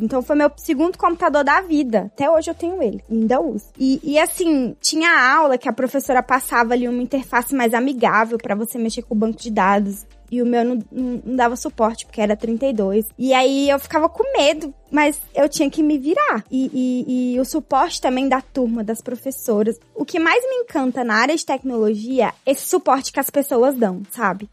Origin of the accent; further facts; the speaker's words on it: Brasília, Federal District, Brazil; eu sou de Brasília, tenho 24 anos